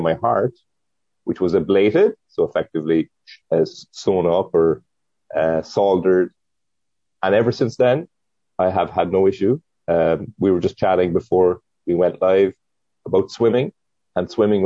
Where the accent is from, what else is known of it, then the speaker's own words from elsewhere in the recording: Cork, Munster, Ireland; moved away as an adult; also born or lived in San Diego; now in Oceanside, United States; I was born and raised in Cork, which is in Ireland, in the south of Ireland, and I moved to Oceanside 11 years ago.